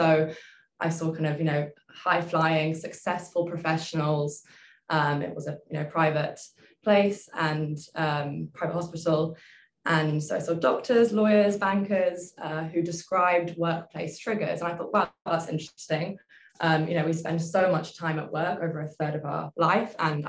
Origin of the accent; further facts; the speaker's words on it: Singapore; I'm an organizational psychologist at Tea Tree Health. And I'm originally British, but born and raised in Asia, so I consider Singapore home.